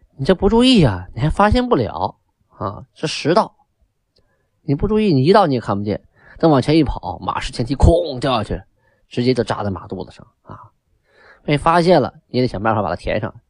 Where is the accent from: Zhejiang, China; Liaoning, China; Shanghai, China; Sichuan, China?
Liaoning, China; Shenyang; 那个地方叫东陵区，啊，也就是我的故乡，我就出生在东陵区